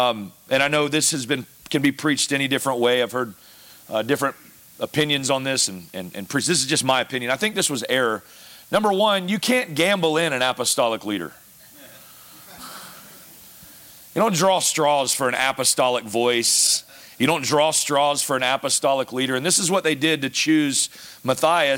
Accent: the South, United States; moved away as an adult; I'm from the South

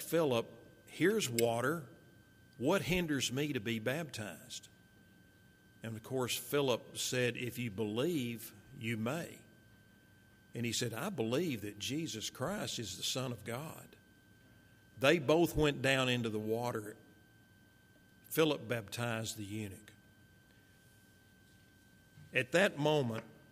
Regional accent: Marshall, Texas, United States; also born or lived in Fort Worth, Texas; following my dad's death, my mother, my little brother, myself, we moved from Fort Worth to Marshall, where our family was

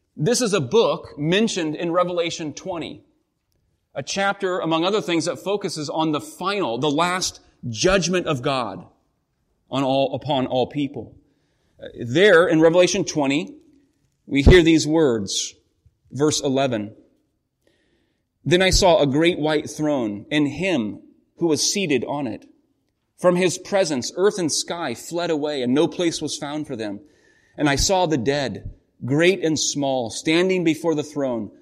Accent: the Northwest, Pacific Northwest, United States; growing up in the Northwest, our family, quite active, uh, got involved in whitewater rafting

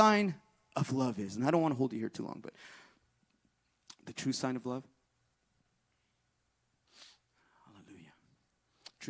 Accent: Northern California, United States; moved away; I'm from NorCal

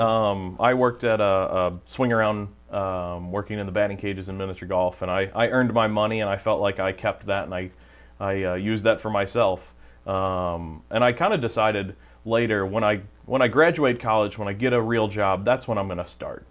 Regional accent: St. Charles, Missouri, United States; grew up in the St. Charles area, went to St. Elizabeth Ann Seton um, Parish growing up, and um, went to Francis Howell North High School

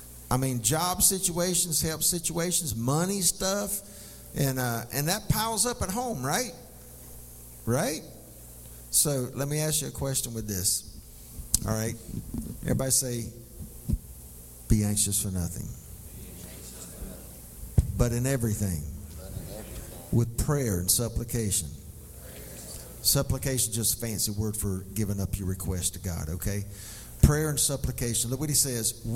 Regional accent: McColl, South Carolina, United States; I grew up in McCall

